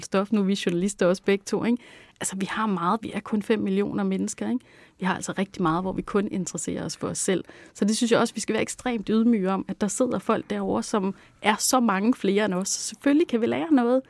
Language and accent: Danish; Langeland, Southern Denmark, Denmark; ved at vokse op på Langeland, og hvor jeg voksede op i sådan et sådan lidt øh, hippieagtigt hjem